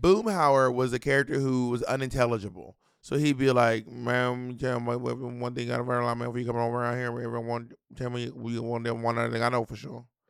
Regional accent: Georgia, United States; also born or lived in Columbus, Georgia / LaGrange, Georgia / Atlanta, Georgia; I'm from Atlanta, but I, we're from Georgia, but I don't, well, I don't know if you know this, I was actually born in Columbus.

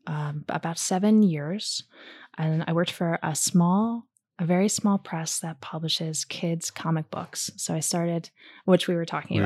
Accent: New Jersey, United States; moved away; also born or lived in New York; I'm from Jersey originally.

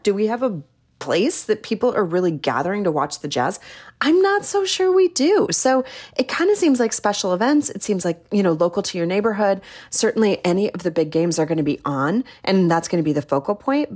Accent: Midwest, United States; now in Salt Lake City, United States; I'm from the Midwest

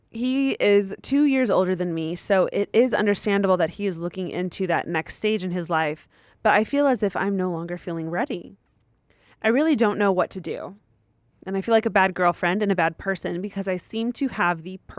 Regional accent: Ontario, Canada; He and I are both in post secondary school right now. I'm from Ontario, Canada, where he is finishing his degree.

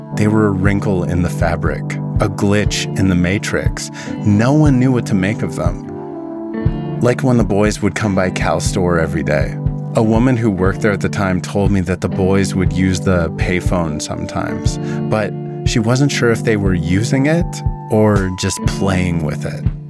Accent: Vernon, British Columbia, Canada; You need to know about my hometown. Vernon is located in the Okanagan, a region in the interior of British Columbia

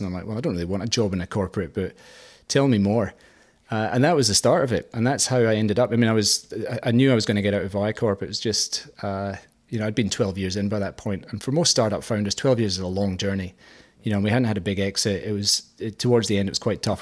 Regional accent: Scotland, United Kingdom; moved away as an adult; now in Australia; I'm Scottish

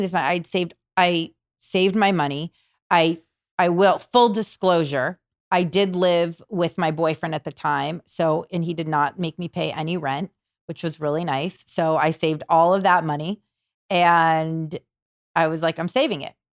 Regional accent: Malibu, California, United States; I grew up in Malibu, where we are now

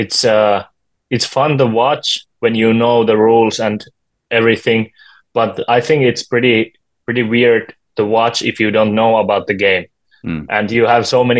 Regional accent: Juva, South Savo, Finland; I'm from Juva. It's a smaller town close to Mikkeli

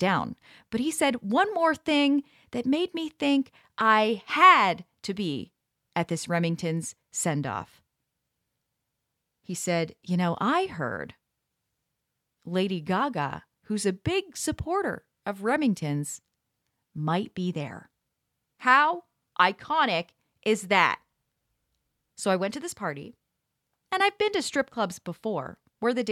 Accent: Pickering, Ontario, Canada; now in Toronto, Canada; my hometown of Pickering

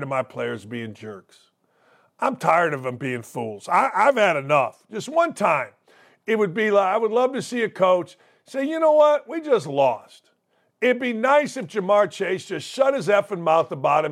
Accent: Gary, Indiana, United States; growing up in Gary, Indiana

